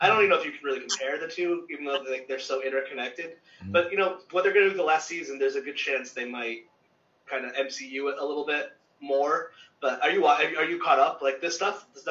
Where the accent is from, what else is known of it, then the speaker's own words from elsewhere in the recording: Meriden, Connecticut, United States; moved away; I grew up in Meriden, Connecticut, which by no means is Baltimore